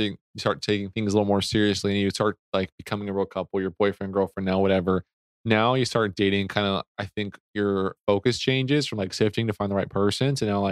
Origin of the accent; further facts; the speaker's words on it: West Jordan, Utah, United States; I'm from West Jordan